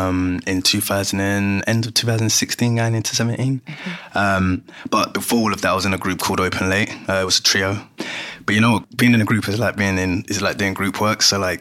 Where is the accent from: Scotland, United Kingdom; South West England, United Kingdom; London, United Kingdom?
London, United Kingdom; I'm from Greenwich